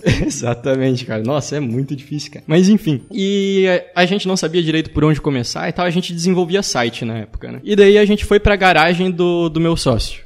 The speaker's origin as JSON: {"language": "Portuguese", "town": "Joinville", "region": "Santa Catarina", "country": "Brazil", "said": "sou de Joinville, Santa Catarina"}